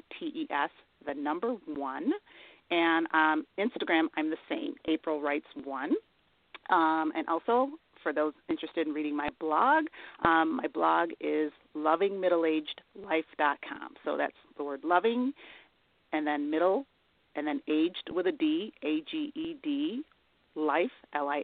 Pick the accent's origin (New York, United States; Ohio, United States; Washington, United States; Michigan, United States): New York, United States; Elmira; my hometown, which is Elmira, New York